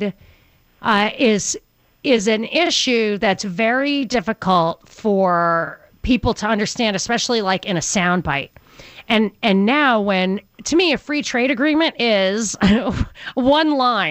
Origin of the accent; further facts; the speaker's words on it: New York, United States; I grew up in New York.